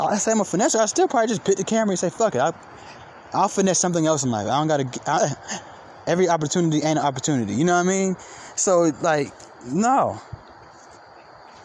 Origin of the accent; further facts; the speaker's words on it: Atlanta, Georgia, United States; I'm from Atlanta.